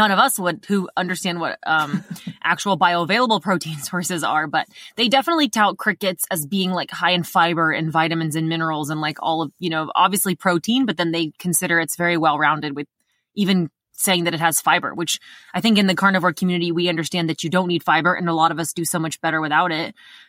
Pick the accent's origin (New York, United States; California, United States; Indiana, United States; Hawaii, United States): Indiana, United States; I grew up in Indiana and we had a basement, like an underground basement.